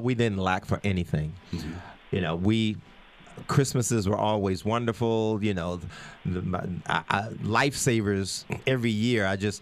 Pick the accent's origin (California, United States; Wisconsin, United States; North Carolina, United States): North Carolina, United States; Chapel Hill; moved away as an adult; my hometown of Chapel Hill, North Carolina, I am so delighted to have grown up there.